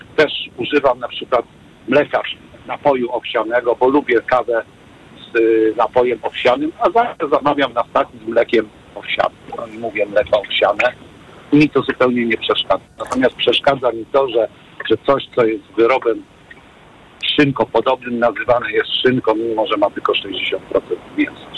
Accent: Poznań, Greater Poland, Poland; Ja jestem z Poznania

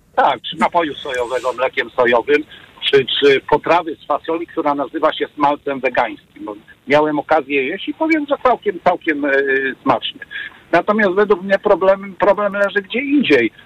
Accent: Poznań, Greater Poland, Poland; Ja jestem z Poznania

